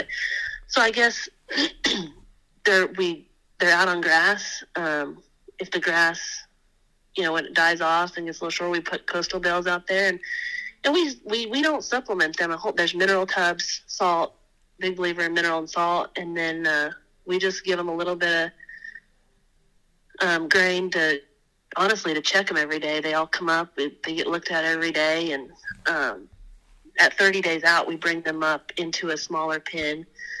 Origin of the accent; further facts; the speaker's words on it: Wyoming, United States; because I came from Wyoming, we're gonna change out our tanks after last winter's little snowmageddon to the rubber tire tanks that my dad's always used on the ranch up there in Wyoming.